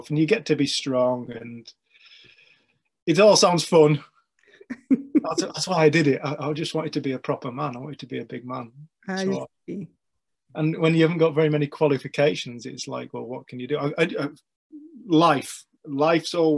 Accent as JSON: {"language": "English", "area": "English Lake District", "region": "North West England", "country": "United Kingdom", "said": "I am from the English Lake District."}